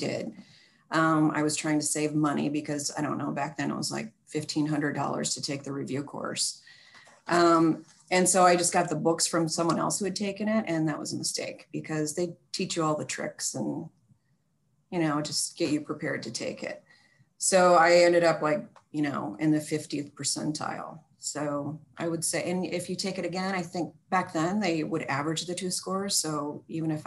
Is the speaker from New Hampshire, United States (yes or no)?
no; Flint, Michigan, United States; now in Portland, United States; I grew up in Flint, Michigan